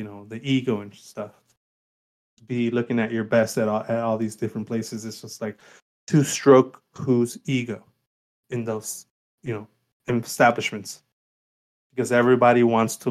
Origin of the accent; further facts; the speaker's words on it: Miami, Florida, United States; moved away; I grew up in Miami where, you know, you better go dressed up every single place, always